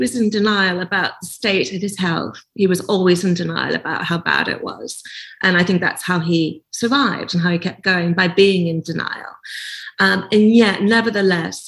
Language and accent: English; Nova Scotia, Canada; as a 17-year-old growing up in Nova Scotia